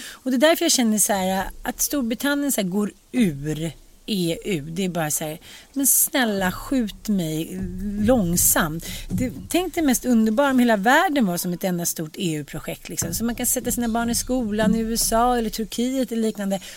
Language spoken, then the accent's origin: Swedish; Sweden; also born or lived in United States; man har kvar sina svenska rötter och sina svenska ändå så här man har en sorts förpliktelse som svensk